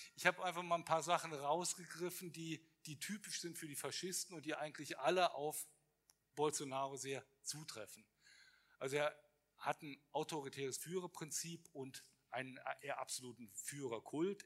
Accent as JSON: {"language": "German", "country": "Brazil", "tie": "born or raised there", "moved": "yes", "lives_now": "Germany", "said": "bin aber gebürtiger Brasilianer"}